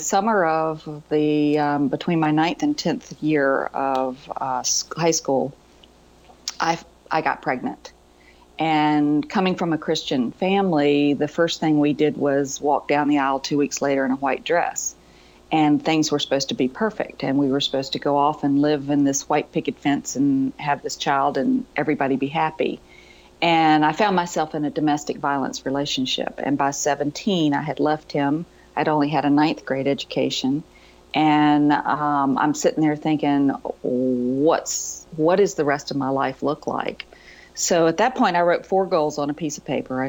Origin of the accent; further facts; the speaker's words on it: Virginia, United States; I grew up in Virginia